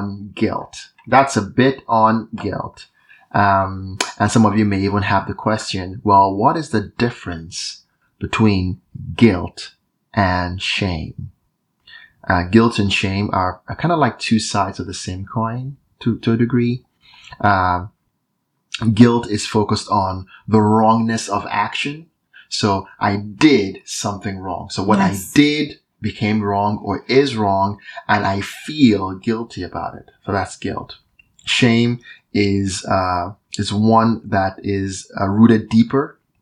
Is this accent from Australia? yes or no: no; Nigeria; moved away; I'm Nigerian. So I grew up in Nigeria